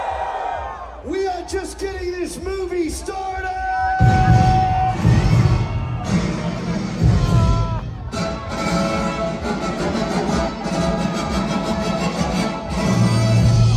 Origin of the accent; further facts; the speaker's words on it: Australia; I come all the way from Australia